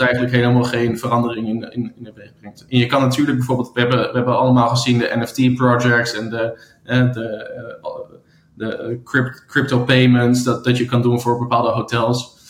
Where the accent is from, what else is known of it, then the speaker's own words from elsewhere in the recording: Amsterdam, North Holland, Netherlands; also born or lived in United States; in vele hotels eh, gewerkt in Amsterdam, ehm, waar ik vandaan kom.